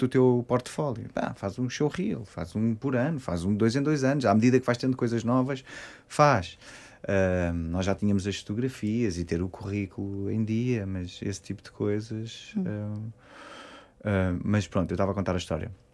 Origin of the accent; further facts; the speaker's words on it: Queluz, Lisbon, Portugal; Eu sou de Queluz